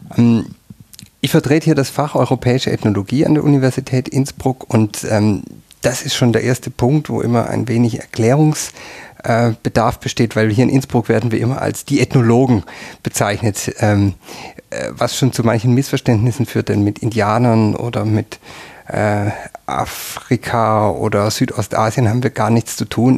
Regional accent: near Tübingen, Baden-Württemberg, Germany; moved away as an adult; now in Tyrol, Austria; Ich bin in der Nähe von Tübingen aufgewachsen

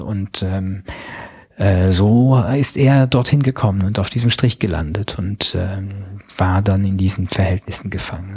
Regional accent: Luxembourg; Ich bin äh, Luxemburger Staatsbürger

